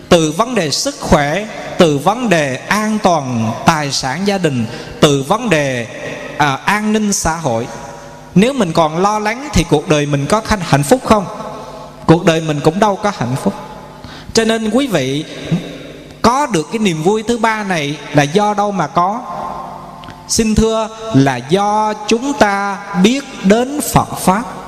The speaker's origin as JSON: {"language": "Vietnamese", "town": "Quy Nhon", "region": "Binh Dinh", "country": "Vietnam", "tie": "born or raised there", "said": "ở tại quê hương chúng tôi, thành phố Quy Nhơn, tỉnh Bình Định"}